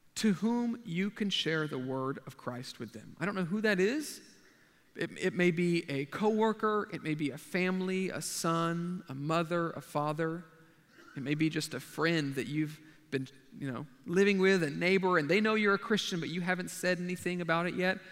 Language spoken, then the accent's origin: English; Texas, United States; moved away as an adult; now in Japan; I'm a Texan